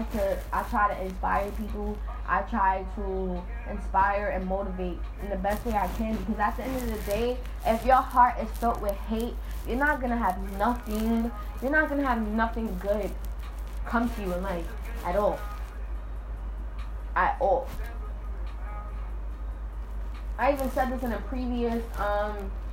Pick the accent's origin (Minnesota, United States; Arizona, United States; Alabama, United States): Alabama, United States; my family is black and I'm from Alabama